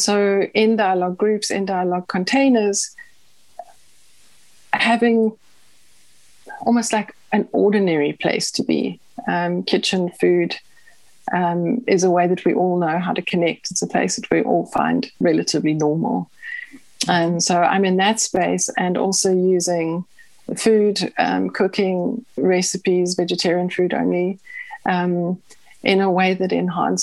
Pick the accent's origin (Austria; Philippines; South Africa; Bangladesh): South Africa; I grew up in South Africa